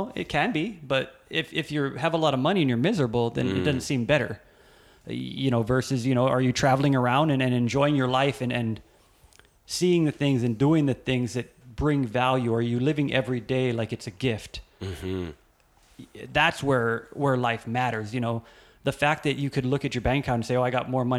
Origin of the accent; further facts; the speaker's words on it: Hawaii, United States; also born or lived in California; I was born in Hawaii, but then my dad took my sister and I to California when we were kids. And I lived in California for 5 years. And I moved back to Hawaii when I was 8